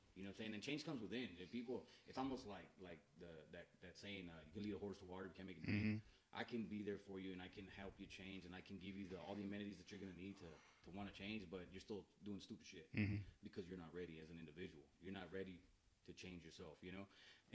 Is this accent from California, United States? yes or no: no; Edinburg, Texas, United States; now in Kerrville, United States; I'm originally from the Valley, from Edinburgh, and I moved to Kerrville January 26th of 2004.